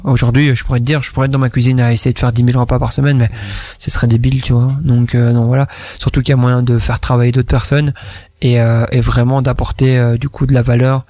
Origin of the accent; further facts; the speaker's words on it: Fosses-la-Ville, Wallonia, Belgium; je viens donc de Bambois, Fosse-la-Ville, donc mhm. dans le coin ici, dans le fond de la Wallonie